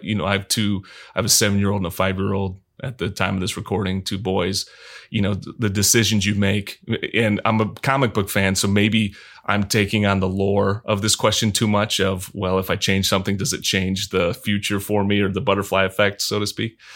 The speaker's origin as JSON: {"language": "English", "region": "Michigan", "country": "United States", "said": "I'm from Michigan"}